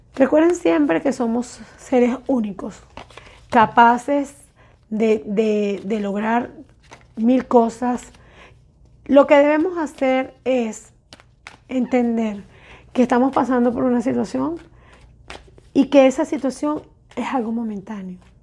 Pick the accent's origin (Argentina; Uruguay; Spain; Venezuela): Venezuela; moved away; Salimos de Venezuela muchísimas personas